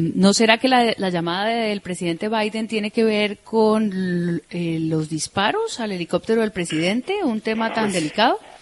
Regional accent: Colombia; nosotros, que somos los colombianos

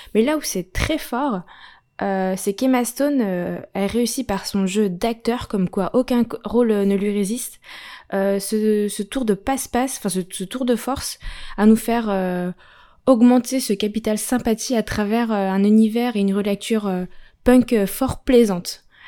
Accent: France; chez nous en France

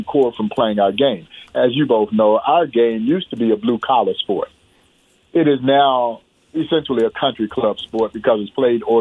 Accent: Crawfordville, Georgia, United States; growing up in Crawfordville, Georgia

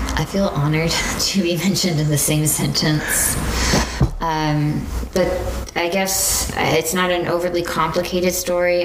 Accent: Houston, Texas, United States; also born or lived in Abilene, Texas; right after I was born, we moved to Houston and we lived in Houston for quite a while

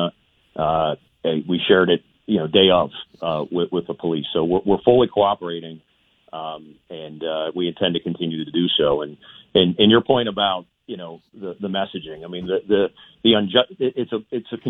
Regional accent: Pittsburgh, Pennsylvania, United States; I'm from South Oakland

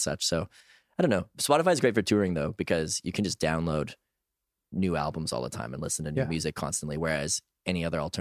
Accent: Edmonton, Alberta, Canada; also born or lived in Toronto, Canada; now in Montreal, Canada

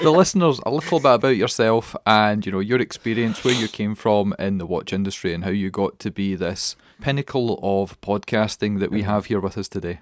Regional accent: Scotland, United Kingdom; we're Scottish

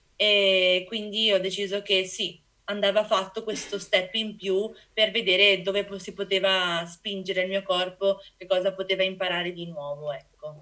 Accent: Venice, Veneto, Italy; sono dell'Ido di Venezia, una piccola isoletta, un cordone diciamo vicino a Venezia

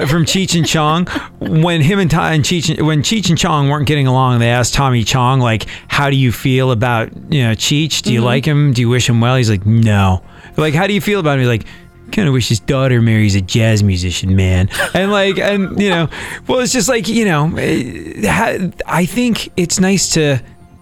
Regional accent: England, United Kingdom; also born or lived in Houston; now in United States; I grew up in England

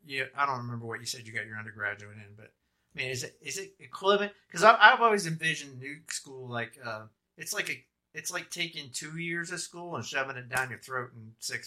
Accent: Orlando, Florida, United States; Shout out for my hometown.

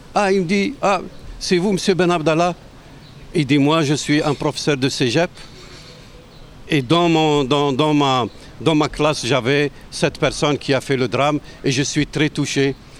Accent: Tlemcen, Tlemcen Province, Algeria; moved away as an adult; also born or lived in Quebec, Canada; now in Quebec City, Canada; je viens de l'ouest de l'Algérie, à, à, à peu près 700 750 km d'Alger. Euh, euh, vers l'ouest, euh, proche de la frontière du Maroc. Je viens d'une ville millénaire

